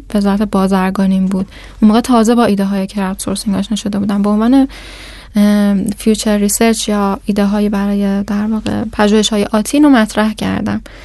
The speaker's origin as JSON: {"language": "Persian", "country": "Iran", "said": "من ایرانی هستم"}